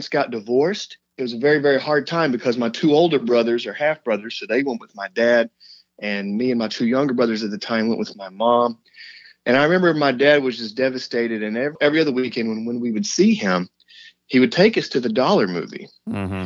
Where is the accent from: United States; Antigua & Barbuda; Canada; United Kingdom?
United States; around Dallas, Texas; born or raised there